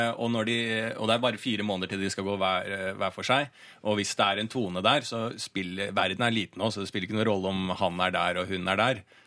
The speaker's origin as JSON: {"language": "Norwegian", "town": "Bærum", "region": "Akershus", "country": "Norway", "lives_now": "Oslo, Norway", "said": "så er jeg fra Bærum, da."}